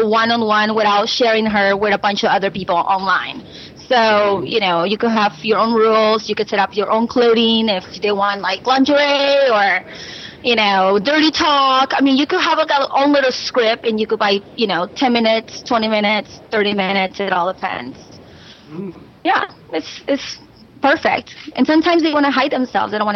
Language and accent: English; Peru; moved away; I was born in Peru